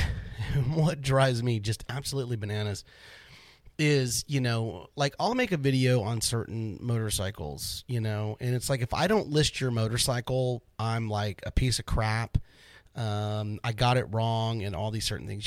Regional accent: Florida, United States; now in Dallas-Fort Worth, United States; I grew up in Florida

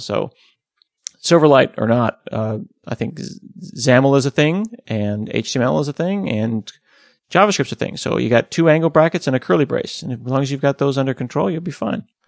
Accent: United States; we're American

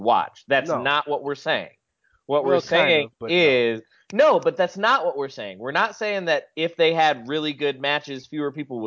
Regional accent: Charlotte, North Carolina, United States; I'm from Charlotte

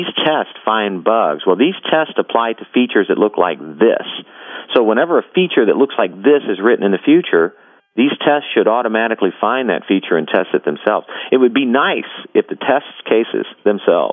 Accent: Kentucky, United States; I'm from Kentucky

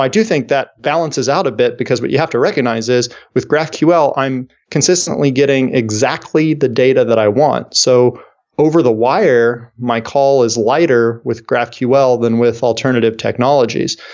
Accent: Kansas City, United States; my hometown here of Kansas City

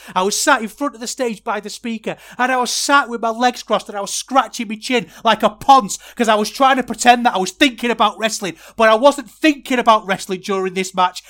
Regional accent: Manchester, North West England, United Kingdom; I'm from Manchester

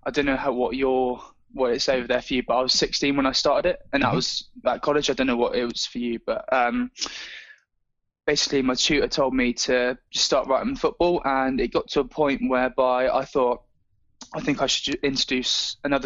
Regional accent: England, United Kingdom; I'm from England.

